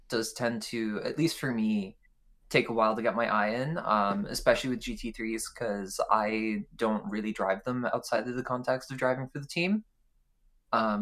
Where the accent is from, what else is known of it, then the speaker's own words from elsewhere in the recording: Ireland; I am from Ireland. I am the token Irish one in Priz.